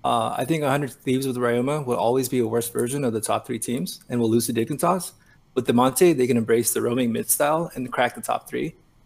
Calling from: San Francisco, California, United States; Calling from San Francisco.

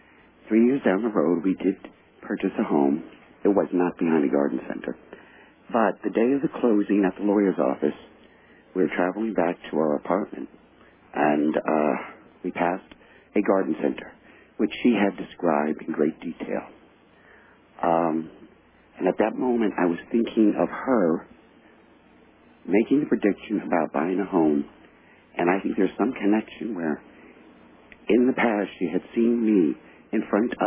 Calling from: New Jersey, United States; I'm calling from New Jersey.

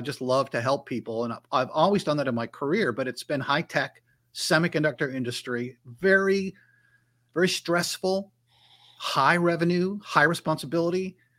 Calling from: North Carolina, United States; This time I'm actually in my home office in North Carolina.

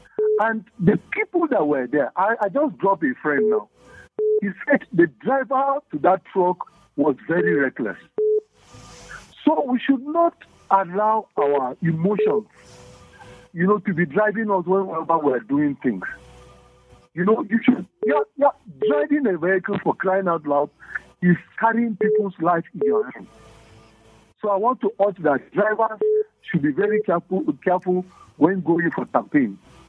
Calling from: Zaramaganda, Plateau, Nigeria; I'm calling you from Zaramaganda.

